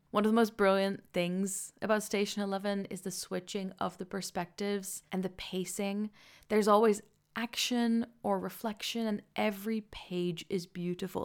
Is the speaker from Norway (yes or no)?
no; Netherlands; now in London, United Kingdom; I am originally from the Netherlands and I currently live just outside of London